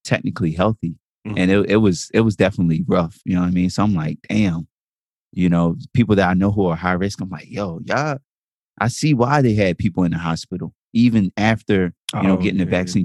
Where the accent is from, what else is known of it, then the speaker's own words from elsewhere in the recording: Jamaica; I'm Jamaican.